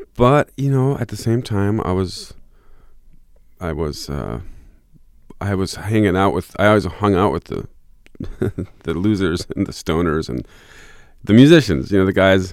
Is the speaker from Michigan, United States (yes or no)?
yes; Michigan, United States; also born or lived in Fort Collins, Colorado / Lake Tahoe, California; now in southern Minnesota, United States; my parents moved back to Michigan